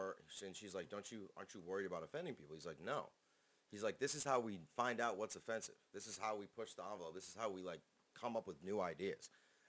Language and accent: English; Canada; and I'm Canadian, and I have a long head.